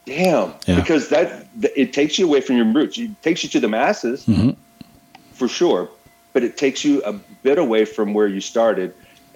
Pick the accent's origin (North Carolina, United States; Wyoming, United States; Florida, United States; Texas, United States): Texas, United States; being a Texan